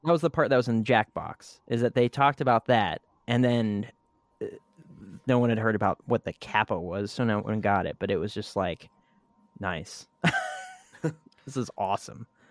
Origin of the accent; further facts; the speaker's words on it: United States; as American that speaks English